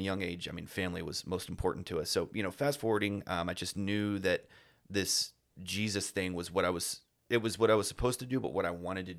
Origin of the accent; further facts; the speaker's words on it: Texas, United States; I'm proud Texan, you know, true blue Texan, just grown up in the small, you know, one light, cities of, okay. You know, just small town USA.